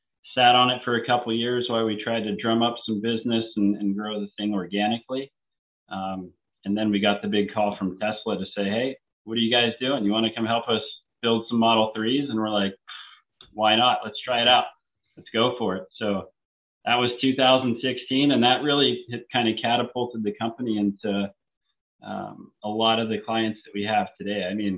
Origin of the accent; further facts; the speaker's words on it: San Diego, California, United States; I'm from San Diego. It's where I call home.